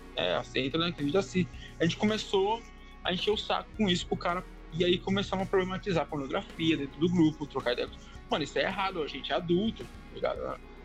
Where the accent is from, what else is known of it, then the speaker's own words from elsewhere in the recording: São Paulo, Brazil; eu sou de São Paulo